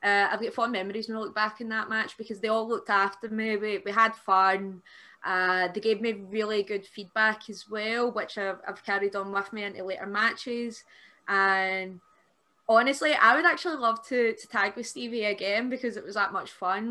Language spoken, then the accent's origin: English; Airdrie, Scotland, United Kingdom; the show that I did at the Airdrie Town Hall, because that's my hometown